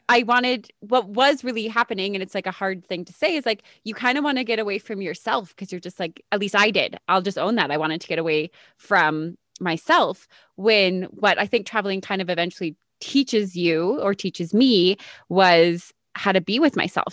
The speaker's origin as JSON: {"language": "English", "town": "Calgary", "region": "Alberta", "country": "Canada", "tie": "born or raised there", "said": "I grew up in Calgary, so I grew up in a big city"}